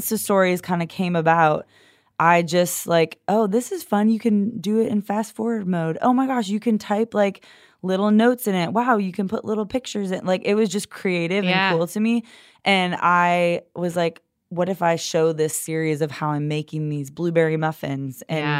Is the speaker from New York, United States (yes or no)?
yes; New York, United States; Yeah, I grew up just near outside of Buffalo.